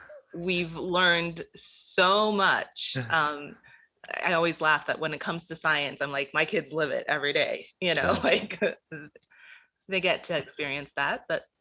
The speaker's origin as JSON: {"language": "English", "town": "Gainesville", "region": "Florida", "country": "United States", "tie": "born there", "said": "Well, I was born in Gainesville, Florida, so..."}